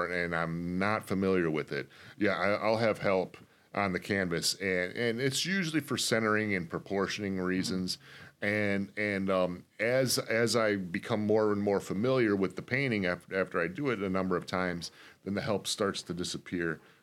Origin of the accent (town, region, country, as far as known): Detroit, Michigan, United States; born or raised there